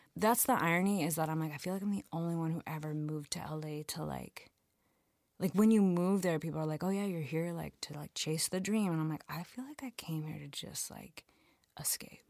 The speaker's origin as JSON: {"language": "English", "town": "London", "region": "Ontario", "country": "Canada", "also_born_or_lived": "Montreal", "moved": "as an adult", "said": "I went home to London, Ontario that summer"}